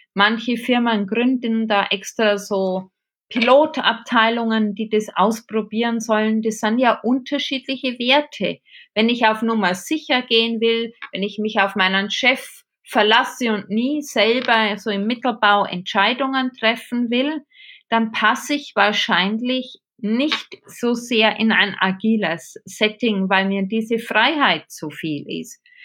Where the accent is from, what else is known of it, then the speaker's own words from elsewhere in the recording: Regensburg, Bavaria, Germany; accent: Bavarian; moved away as an adult; now in Munich, Germany; Ich habe einen sehr bayerischen Tonfall drauf. Ich komme aus Regensburg, lebe jetzt seit 25 Jahren in München.